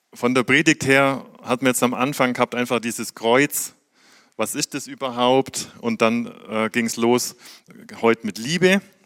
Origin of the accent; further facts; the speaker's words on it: Germany; wir haben in aller Welt Botschaften als Deutsche